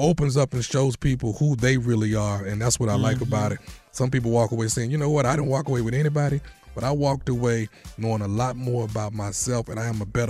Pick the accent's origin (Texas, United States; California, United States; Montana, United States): Texas, United States; Houston; I'm from Houston